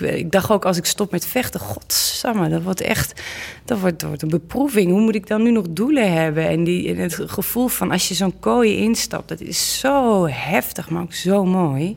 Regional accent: Olst, Overijssel, Netherlands; de burgemeester van Olst, waar ik vandaan kom

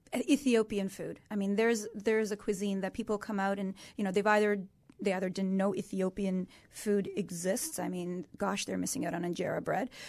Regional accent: Canada; as Canadians

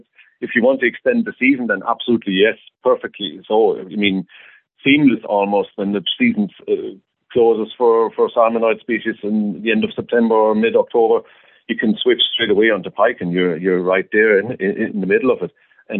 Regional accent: Berlin, Germany; moved away as an adult; now in Ireland; I'm from Berlin originally

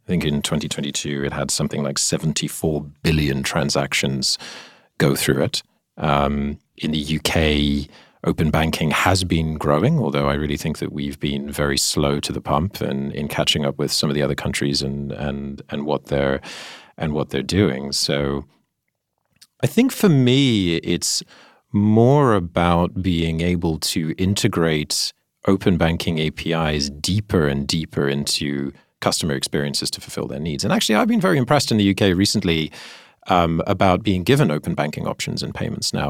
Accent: Singapore; I grew up in Singapore

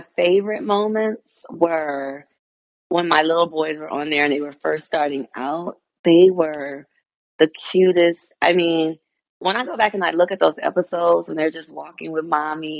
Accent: Detroit, Michigan, United States; I was from Detroit

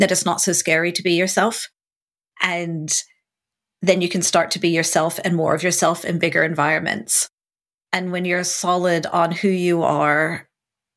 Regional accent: United States; now in United Kingdom; Being an American

